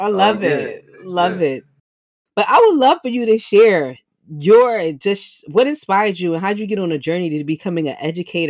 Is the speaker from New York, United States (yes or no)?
yes; New York, United States; shout out South Bronx, where I'm from.